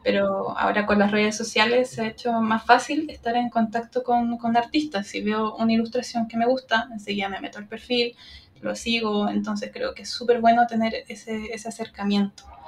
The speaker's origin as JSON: {"language": "Spanish", "town": "Santiago", "region": "Santiago Metropolitan Region", "country": "Chile", "tie": "born or raised there", "said": "yo estoy en mi ciudad natal, en Santiago de Chile"}